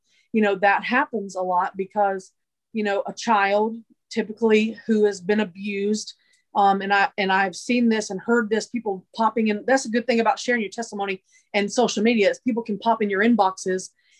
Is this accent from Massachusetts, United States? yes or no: yes; Massachusetts, United States; born there; Originally, I was born in Massachusetts. But my family, through different times of brokenness, we moved a lot.